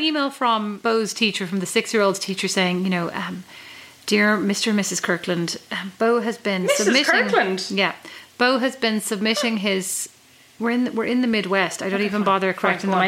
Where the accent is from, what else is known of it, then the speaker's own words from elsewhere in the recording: Kildare, Leinster, Ireland; moved away as an adult; now in Fort Wayne, Indiana, United States; I'd say from Kildare